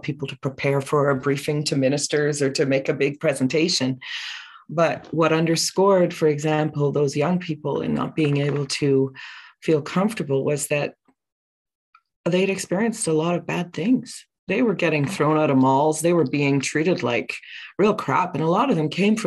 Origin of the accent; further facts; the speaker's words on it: Ottawa, Ontario, Canada; I grew up right here in the nation's capital here in Ottawa on Algonquin Anishinaabe traditional land